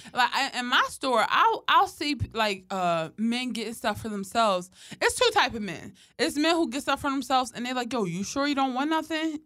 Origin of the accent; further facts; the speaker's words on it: Philadelphia, Pennsylvania, United States; growing up in Philly